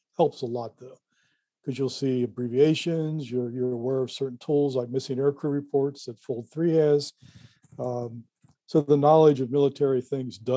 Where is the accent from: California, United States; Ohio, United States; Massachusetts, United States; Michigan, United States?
Ohio, United States; Cincinnati, Ohio area, United States; I live 3 miles from here right now